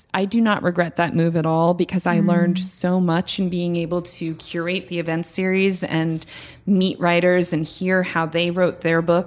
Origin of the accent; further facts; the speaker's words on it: United States; now in New York City, United States; I grew up an hour outside of New York